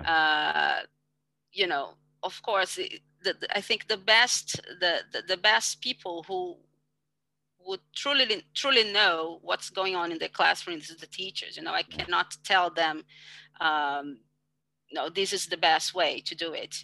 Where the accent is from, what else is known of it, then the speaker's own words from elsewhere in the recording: Brazil; English is a second language; I come from Brazil